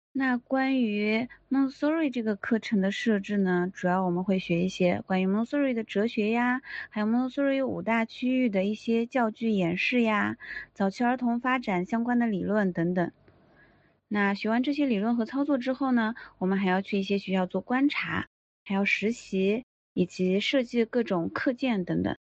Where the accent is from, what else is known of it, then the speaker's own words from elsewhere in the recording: China; moved away; 作为中国人特别少，只有我和另一个同学